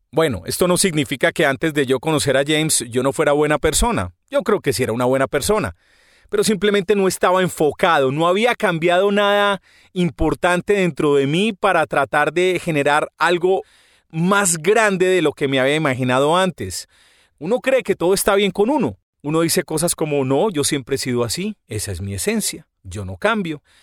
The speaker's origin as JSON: {"language": "Spanish", "town": "Medellín", "region": "Antioquia", "country": "Colombia", "said": "los paisas somos las personas de Medellín."}